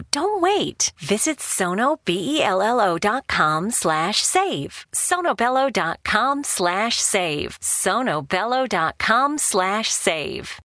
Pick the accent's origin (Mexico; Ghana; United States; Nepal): United States; Detroit, Michigan; I actually was born and raised in Detroit